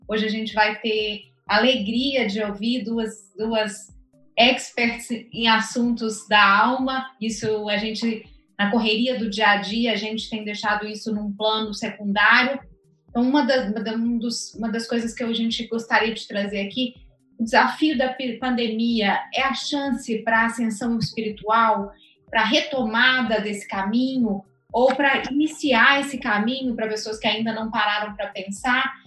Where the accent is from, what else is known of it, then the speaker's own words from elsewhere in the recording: Minas Gerais, Brazil; Minas Gerais, que é a minha terra